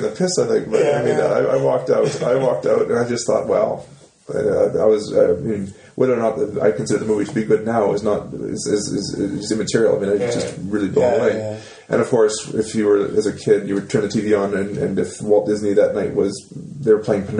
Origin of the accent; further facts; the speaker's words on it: Saskatchewan, Canada; moved away as an adult; growing up in Saskatchewan and going to high school